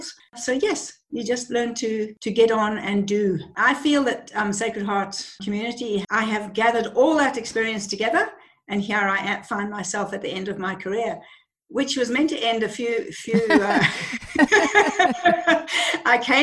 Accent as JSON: {"language": "English", "country": "Zimbabwe", "tie": "born or raised there", "moved": "as an adult", "lives_now": "Australia", "said": "I grew up in Zimbabwe. In Rhodesia at the time, through the Civil War"}